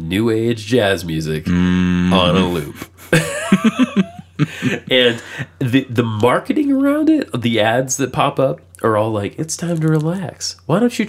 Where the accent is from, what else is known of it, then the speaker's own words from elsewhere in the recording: the South, United States; now in Nashville, United States; I'm from the South